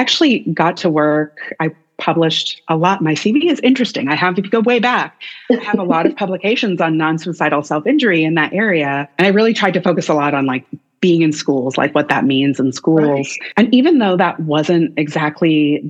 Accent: Canada; moved away as an adult; also born or lived in Nashville, Tennessee, United States; now in Austin, United States; as a Canadian

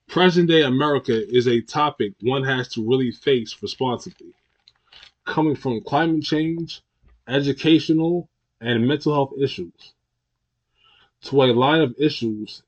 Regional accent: New York, United States; my hometown new york

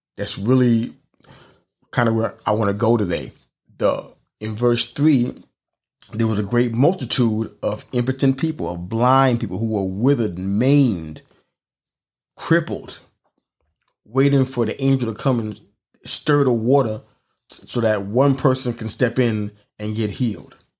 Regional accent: New York City, New York, United States; moved away; growing up in New York City

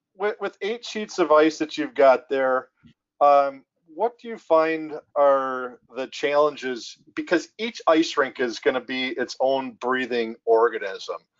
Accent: Minnesota, United States; growing up in Minnesota

